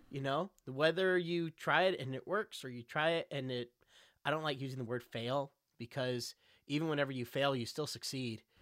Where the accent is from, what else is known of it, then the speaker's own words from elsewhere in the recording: Texas, United States; moved away; Growing up in Texas, we had Six Flags